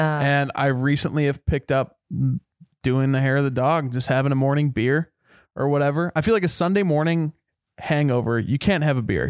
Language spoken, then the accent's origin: English; Minnesota, United States; I'm from Minnesota